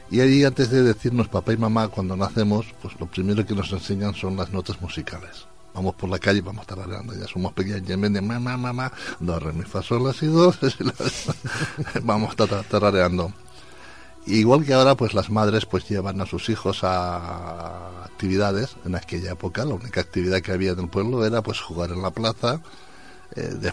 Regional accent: Valencia, Valencian Community, Spain; Como decía Antonio, soy de Valencia, pero soy más murcianico que ya

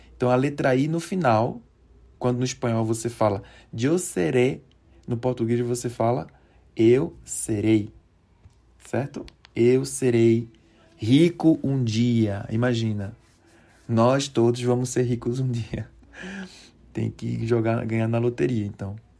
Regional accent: Recife, Pernambuco, Brazil; moved away as an adult; now in Mexico; Sou natural de Recife, que é uma cidade que está na região nordeste do Brasil.

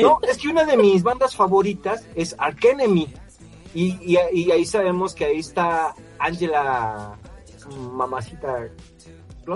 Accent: Mexico; soy mexicano

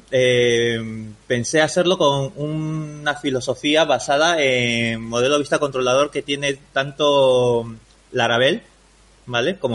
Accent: Peru; now in Spain; Mira, yo vengo de Perú, ¿vale? Yo llevo bastantes, bastantes años aquí ya en España, ya casi 17 años. Y lo que y lo bueno de esto es de que yo ya no tengo acento peruano.

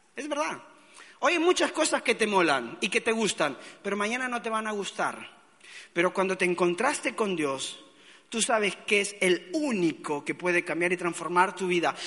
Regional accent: Argentina; also born or lived in Mexico; now in Valencia, Spain; soy argentino, ¿ok? Pero viví muchos años en México y ahí me formé

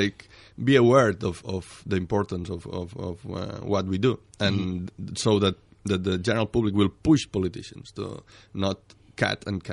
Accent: Barcelona, Catalonia, Spain; moved away as an adult; also born or lived in England; back home.

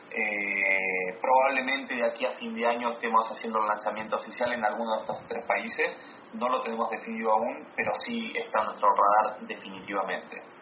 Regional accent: Argentina; yo soy argentino, soy latinoamericano y, muy orgulloso de eso.

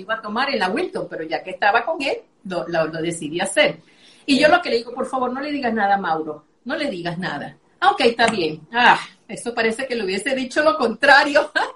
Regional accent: Venezuela; moved away as an adult; now in Medellín, Colombia; Soy venezolana, pero ya tengo cuatro años aquí en Medellín, aquí en Colombia.

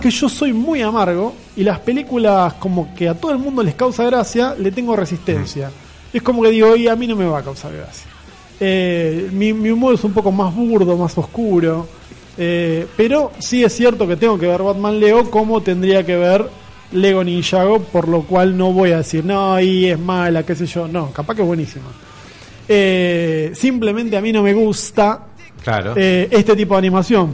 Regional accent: Buenos Aires, Argentina; soy y moriré porteño

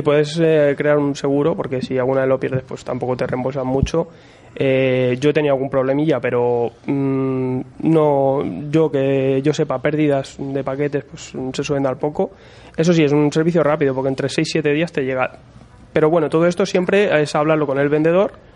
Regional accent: Madrid, Community of Madrid, Spain; somos de Madrid.

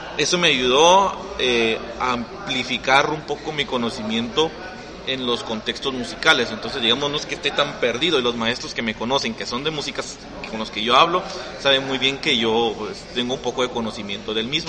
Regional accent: Guatemala City, Guatemala Department, Guatemala; yo crecí en El Gallito, o sea, yo viví 20 años de mi vida ahí

